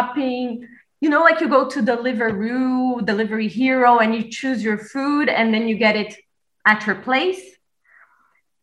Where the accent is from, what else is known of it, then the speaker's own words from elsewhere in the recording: Brazil; now in Berlin, Germany; I'm from Brazil, but I currently live in Berlin.